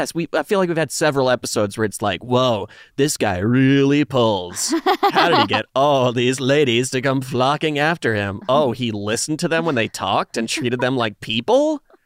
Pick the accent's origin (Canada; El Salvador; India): Canada; I am very Canadian in that respect. I'm always apologizing.